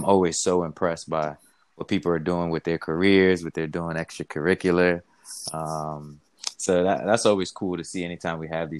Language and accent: English; Nigeria; now in United States; Being Nigerian, you know, also kind of being engulfed in American culture.